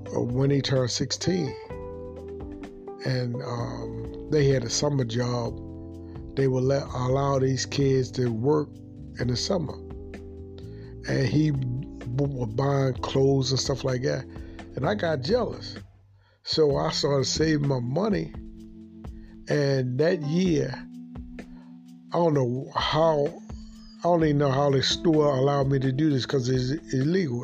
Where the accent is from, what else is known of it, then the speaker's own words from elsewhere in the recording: Baltimore, Maryland, United States; I grew up um, in Baltimore, a young kid without a father